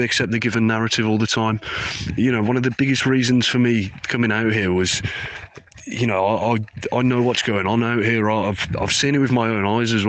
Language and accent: English; Birmingham, West Midlands, United Kingdom; I'm from Birmingham. A lot of ISIS fighters come from my city